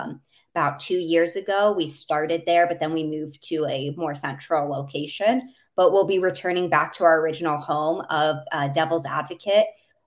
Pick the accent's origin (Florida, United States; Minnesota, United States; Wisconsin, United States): Minnesota, United States; Minneapolis; so I grew up for the most part in Minneapolis. So being from the state of hockey, everyone has always asked me why the Islanders.